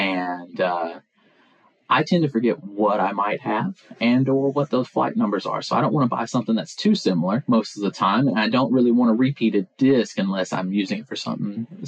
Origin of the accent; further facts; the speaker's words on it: Pulaski, Tennessee, United States; Pulaski, Tennessee.